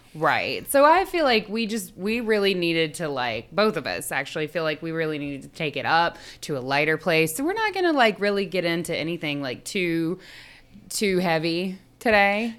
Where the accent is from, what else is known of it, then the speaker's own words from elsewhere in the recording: the South, United States; we come from the South